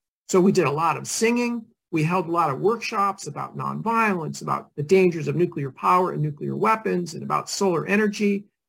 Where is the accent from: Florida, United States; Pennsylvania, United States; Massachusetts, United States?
Massachusetts, United States; moved away; when I was a kid growing up in Massachusetts, we used to often spend our summers in Maine